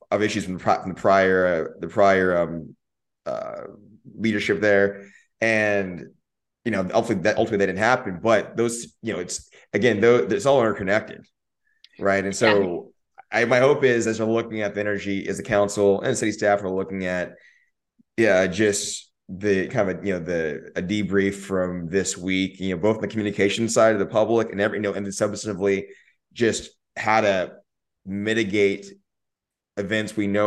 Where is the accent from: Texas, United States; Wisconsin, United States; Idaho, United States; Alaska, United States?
Texas, United States; Austin; I lived I grew up in South Austin in the, in the four five